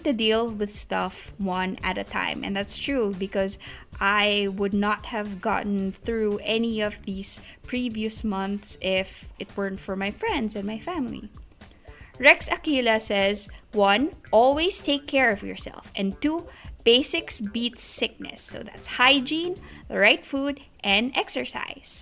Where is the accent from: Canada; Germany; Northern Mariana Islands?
Northern Mariana Islands; Saipan; I grew up in Saipan, which is this really quaint island in the Pacific